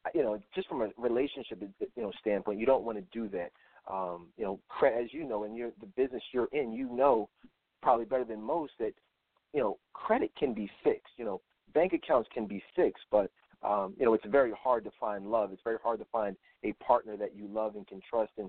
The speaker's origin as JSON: {"language": "English", "town": "Philadelphia", "region": "Pennsylvania", "country": "United States", "said": "I'm from Philadelphia."}